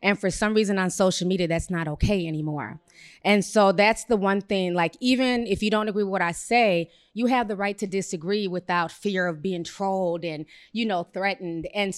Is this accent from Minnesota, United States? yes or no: yes; Minneapolis, Minnesota, United States; I come from Minneapolis. I was there a few hours after the George Floyd situation went down